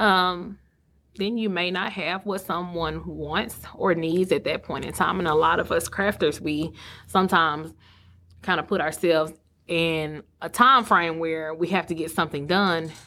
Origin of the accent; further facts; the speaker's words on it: Sulphur Springs, Texas, United States; moved away as an adult; also born or lived in Mesquite, Texas / Dallas, Texas; now in Greenville, United States; Silver Springs being my hometown